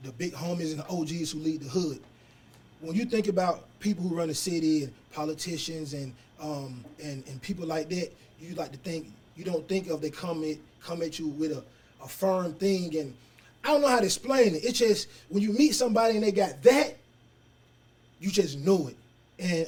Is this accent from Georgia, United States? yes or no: yes; Atlanta, Georgia, United States; I'm from Atlanta. I was born at Grady